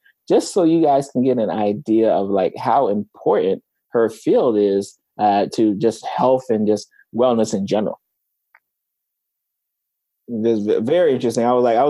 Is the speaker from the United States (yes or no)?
yes; South Florida, United States; also born or lived in Tallahassee, Florida; I'm from South Florida.